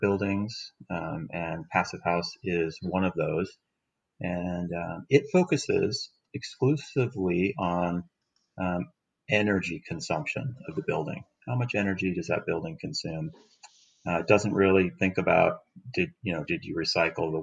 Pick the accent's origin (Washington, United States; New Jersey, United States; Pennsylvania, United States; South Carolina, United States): Washington, United States; Seattle; I'm from Seattle. I lived here my whole life